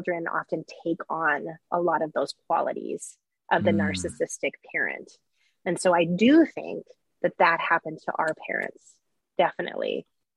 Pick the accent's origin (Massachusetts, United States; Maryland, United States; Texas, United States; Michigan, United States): Texas, United States; growing up in Texas